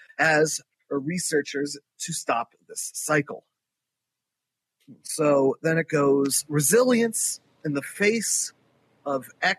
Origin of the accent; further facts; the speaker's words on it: Philadelphia, Pennsylvania, United States; My hometown of Philadelphia, food justice activists and urban growers protest to save their farms and gardens